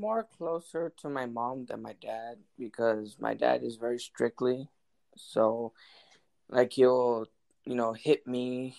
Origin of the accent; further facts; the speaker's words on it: McAllen, Texas, United States; also born or lived in Harlingen, Texas; I live in the United States for all my life. I was born in Harlingen, Texas, and then I was raised in McAllen, Texas